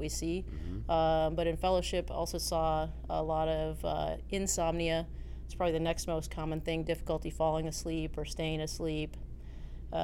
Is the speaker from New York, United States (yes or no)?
no; Minnesota, United States; moved away as an adult; also born or lived in Tacoma, Washington; I grew up in Minnesota